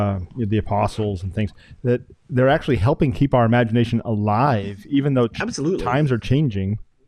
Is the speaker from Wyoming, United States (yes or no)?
yes; Wyoming, United States; I'm from Wyoming, and I know about sheep herders because in our area of Wyoming, we have shepherds and we have sheep.